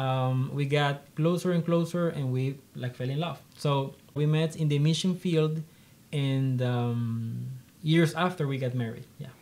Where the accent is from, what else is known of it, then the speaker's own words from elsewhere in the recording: Colombia; also born or lived in Honduras; I am uh, one of three siblings, and um, I'm from Colombia.